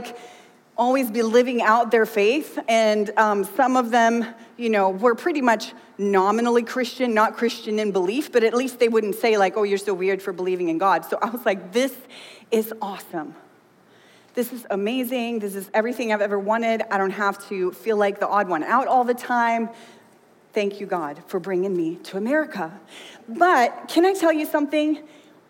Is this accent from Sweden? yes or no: yes; Sweden; now in United States; I grew up in Sweden